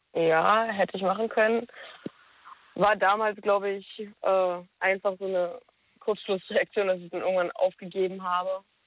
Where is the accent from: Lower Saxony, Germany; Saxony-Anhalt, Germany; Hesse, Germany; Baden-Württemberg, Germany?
Saxony-Anhalt, Germany; near Stendal; moved away as an adult; now in Berlin, Germany; komm aus der Nähe von Stendal